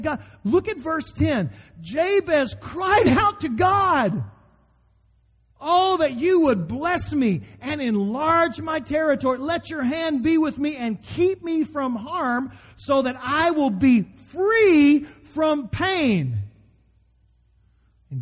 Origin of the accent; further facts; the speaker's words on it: United States; as an American